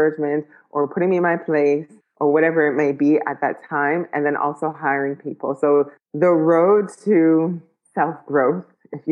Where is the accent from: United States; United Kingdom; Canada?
Canada; Ottawa, Ontario; moved away; also born or lived in Ghana / United Arab Emirates; growing up in Ottawa to moving to Ghana to moving to the UAE.